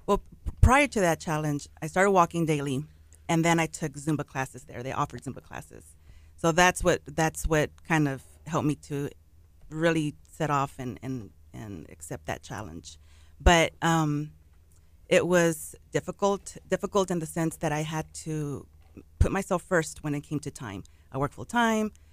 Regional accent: Pasadena, Texas, United States; I'm from Pasadena, Texas, originally born and raised there, lived all there all my life

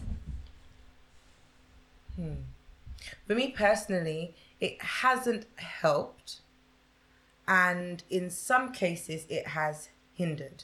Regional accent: Essex, East of England, United Kingdom; growing up in Essex

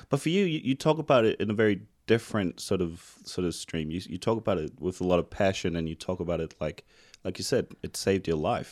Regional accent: New Zealand; moved away; I'm from New Zealand

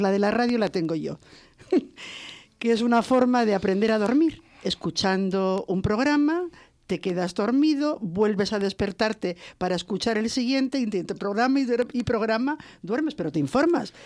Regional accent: Spain; yo soy española

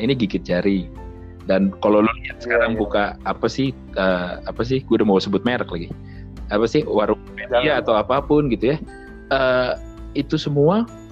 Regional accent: West Java, Indonesia; daerah gue boleh ya di di Jawa Barat

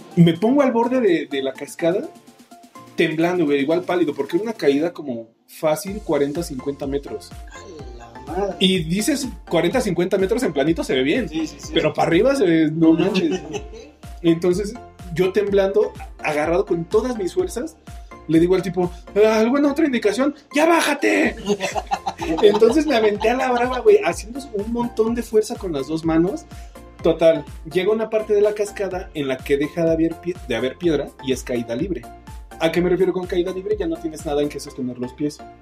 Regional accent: Mexico; somos mexicanos

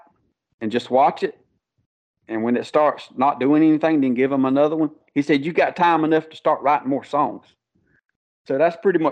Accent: Conway, South Carolina, United States; also born or lived in Loris, South Carolina; I was born and raised in Conway, South Carolina, which is 15 minutes from Myrtle Beach

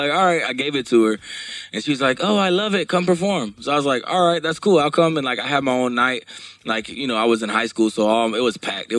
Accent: Baton Rouge, Louisiana, United States; born there; I was born in Baton Rouge, Louisiana.

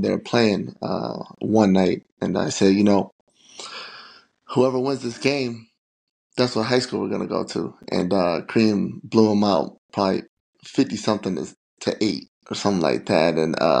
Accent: St. Paul, Minnesota, United States; I'm from the east side of St. Paul. Majority public schools, didn't know anything about, you know, private schools. Grew up in a townhome of four sisters, my mom. Went to Hazel Park Middle School

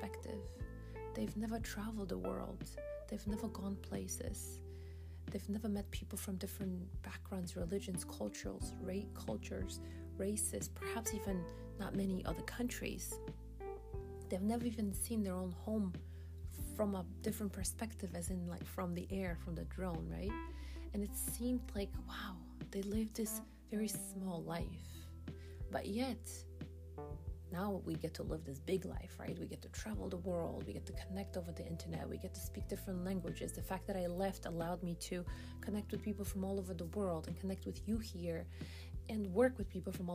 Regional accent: Poland; English is a second language; moved away as an adult; now in United States; my hometown

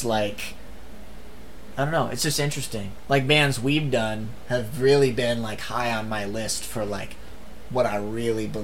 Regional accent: Billings, Montana, United States; we were from Billings, Montana

